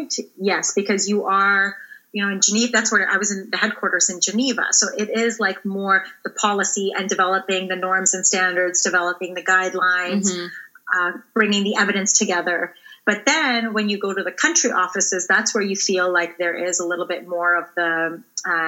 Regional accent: Ontario, Canada; I grew up in Ontario

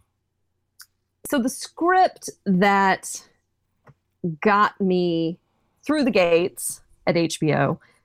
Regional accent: Texas, United States; I live in Texas. I'm from Texas, from the Bible Belt

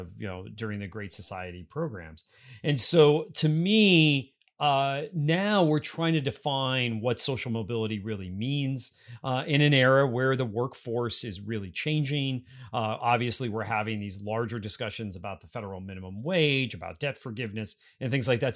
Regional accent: Pennsylvania, United States; moved away; Pennsylvania is my home state.

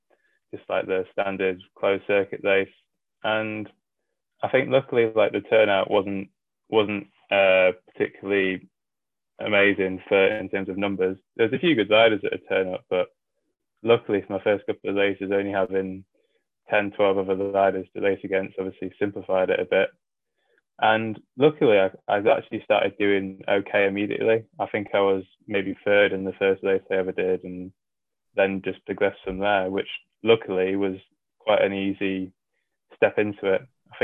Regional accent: North West England, United Kingdom; So when I grew up, my dad was in the RAF, which meant I moved around a lot as a kid. But by the time I was 12, I think it was, he left the RAF and I was sort of based around the Wallington area, Wallington, Cheshire area.

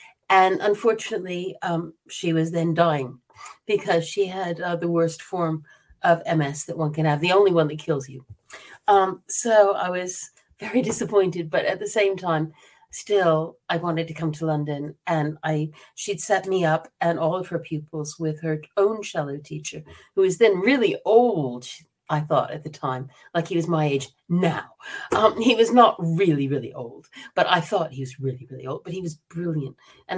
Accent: South Korea; born there; also born or lived in Bangkok, Thailand / Singapore / Myanmar; I was born in Korea, and then I lived in Bangkok and Singapore and Myanmar because my father was in the State Department. I was American. I'm still American.

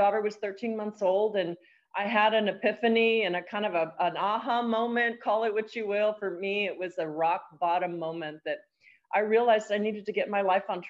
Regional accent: El Paso, Texas, United States; I am actually a border town gal. I'm from El Paso, Texas. I'm one of 4 children and came out of a single parent home

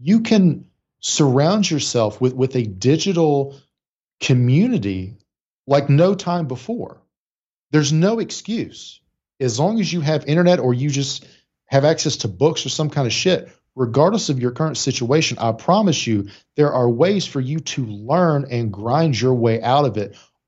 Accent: Appalachia, United States; I actively tried to lose my accent because I was like, well, successful people don't sound like me. Like I'm from up a holler. Nobody sounds like that.

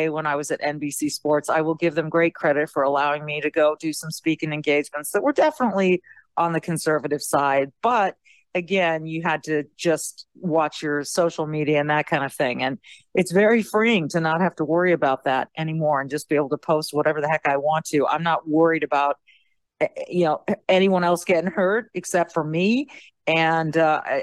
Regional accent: Minnesota, United States; as a Minnesotan

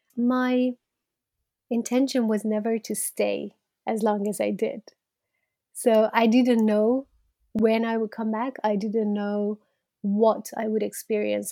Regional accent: Iran; moved away as an adult; now in United Kingdom; I'm from Iran, and I was born into Iran in the eighties

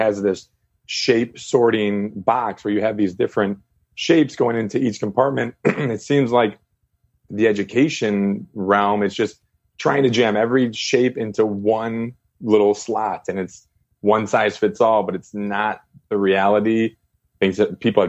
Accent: Chicago, Illinois, United States; moved away as an adult; also born or lived in China; I'm from Chicago, and CPS decided to close about 49 schools

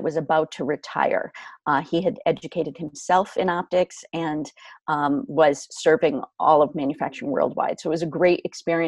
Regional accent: Canton, Connecticut, United States; Where I grew up is where I am right now. I am 5 minutes from my hometown, my home in Canton, Connecticut

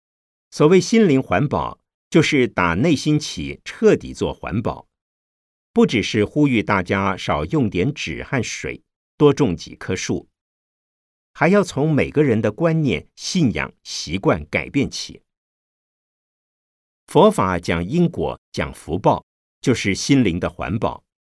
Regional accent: Changshu, Jiangsu, China; 我的家乡在江苏省常熟县。是所谓的鱼米之乡，水质非常好

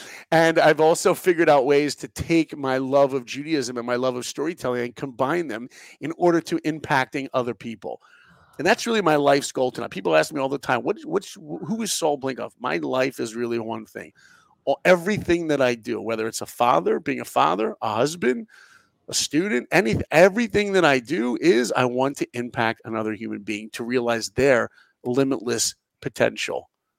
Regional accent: New York, United States; moved away; So I grew up in New York

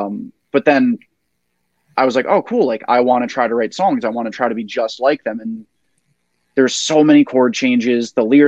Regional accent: Glen Rock, New Jersey, United States; my friends growing up in Glen Rock

